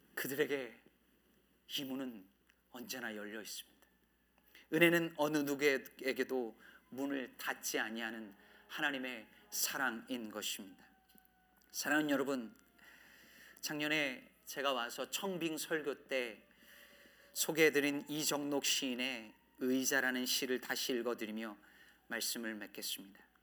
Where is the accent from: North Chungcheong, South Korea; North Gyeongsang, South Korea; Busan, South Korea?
North Chungcheong, South Korea; Jecheon; 제 고향이 충청북도 제천시였는데